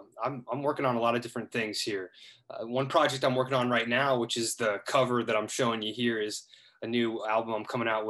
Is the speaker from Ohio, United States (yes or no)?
yes; Dublin, Ohio, United States; moved away; also born or lived in Columbus, Ohio; I grew up in Dublin, in Columbus. I was born in Dublin, Ohio, but I also have moved on to many other places in the United States.